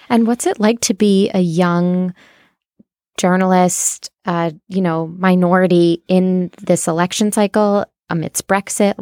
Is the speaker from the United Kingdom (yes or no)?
no; Ohio, United States; now in New York, United States; I'm from Ohio